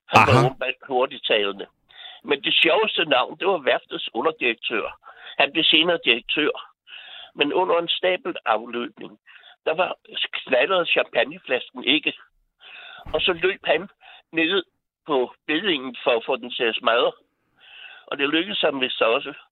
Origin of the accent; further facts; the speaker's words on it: Helsingør, Capital Region of Denmark, Denmark; Jeg er fra Helsingør.